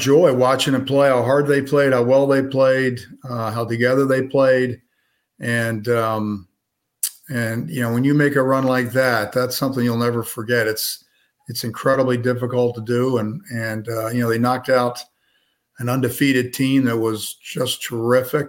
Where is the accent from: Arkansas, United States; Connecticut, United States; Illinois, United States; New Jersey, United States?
New Jersey, United States; I'm from New Jersey